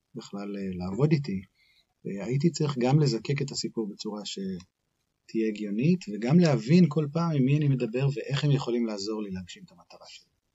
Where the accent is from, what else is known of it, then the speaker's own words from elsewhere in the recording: Haifa, Haifa District, Israel; moved away as an adult; also born or lived in United States; נולדתי בחיפה, בישראל